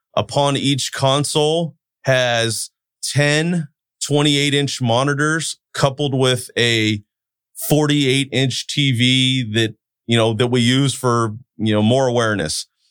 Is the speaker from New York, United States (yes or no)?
no; Turlock, California, United States; I'm a Turlock boy, born and raised in Turlock, live in Turlock